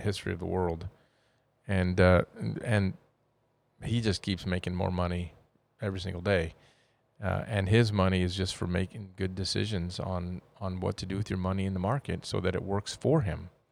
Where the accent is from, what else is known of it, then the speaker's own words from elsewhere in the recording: United States; being American